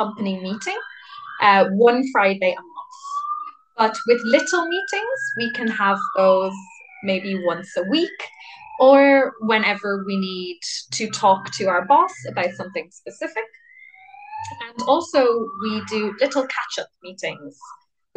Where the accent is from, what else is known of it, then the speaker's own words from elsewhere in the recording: Ireland; now in Madrid, Spain; I am Irish